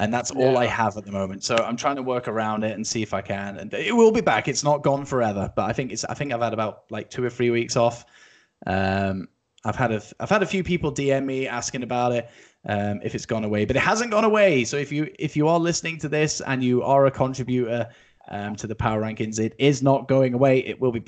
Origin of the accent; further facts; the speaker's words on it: Scotland, United Kingdom; I was born and bred in Scotland, so I'm Team Scotland